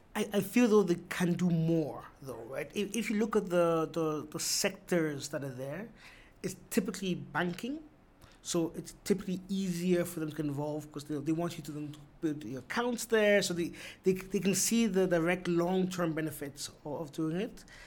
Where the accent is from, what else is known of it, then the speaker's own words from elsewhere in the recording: Austria; now in Ghana; I was born and raised in Austria.